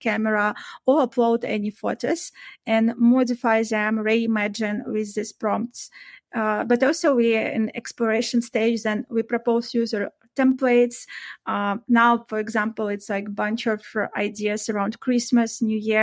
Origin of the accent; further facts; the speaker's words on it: Belarus; moved away as an adult; I used to live before and work in my own country, like in Belarus. I'm originally from Eastern Europe